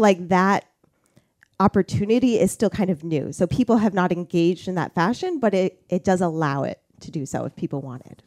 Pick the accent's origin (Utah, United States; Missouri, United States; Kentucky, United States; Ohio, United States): Ohio, United States; Toledo; moved away as an adult; also born or lived in Flint, Michigan / Finger Lakes, New York; now in Warsaw, United States; I grew up in Toledo, Ohio area